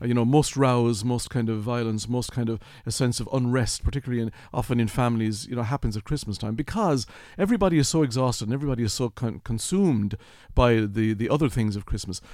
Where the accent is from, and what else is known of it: Kilkenny, Leinster, Ireland; born or raised there